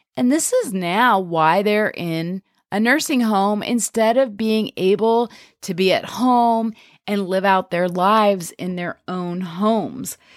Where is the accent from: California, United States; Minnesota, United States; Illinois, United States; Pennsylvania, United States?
Pennsylvania, United States; I'm from Pennsylvania, and we have this Pennsylvania Dutch culture here